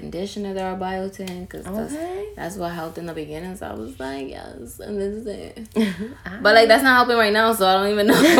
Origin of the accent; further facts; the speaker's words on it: New York City, New York, United States; Because I'm from the Bronx